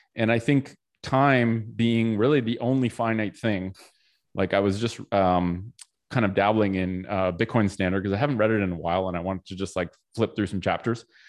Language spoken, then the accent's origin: English; Canada; I was born in Canada